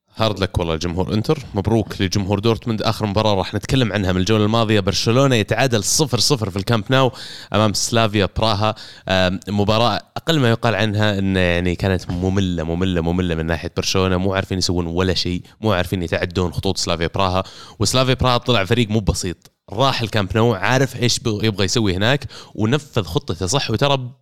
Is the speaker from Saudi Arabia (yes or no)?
yes; Saudi Arabia; انا بالنسبه لي كسعودي